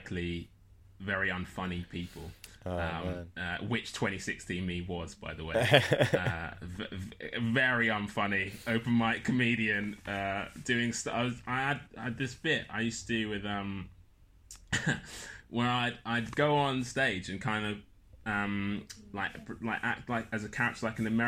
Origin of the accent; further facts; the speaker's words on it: London, United Kingdom; I'm from Lewisham.